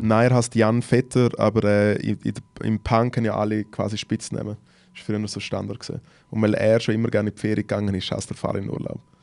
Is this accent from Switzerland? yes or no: yes; Switzerland; ich komm aus der Schweiz